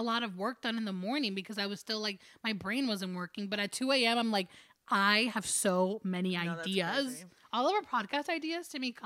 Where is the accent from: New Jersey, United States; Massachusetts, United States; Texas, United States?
New Jersey, United States; we're from Jersey